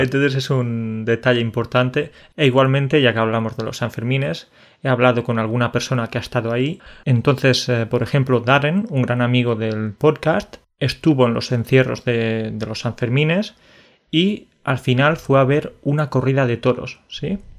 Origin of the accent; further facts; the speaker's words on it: Spain; tú y yo somos españoles